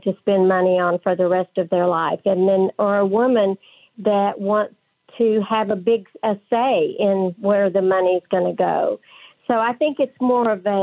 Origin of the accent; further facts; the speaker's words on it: West Texas, United States; accent: West Texas; my West Texas accent